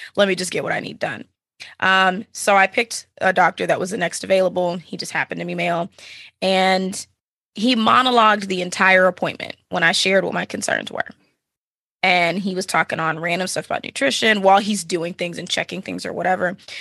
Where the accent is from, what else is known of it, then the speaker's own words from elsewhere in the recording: Dallas, Texas, United States; now in Austin, United States; I'm originally from the Dallas, Fort Worth area, uh, born and raised Texan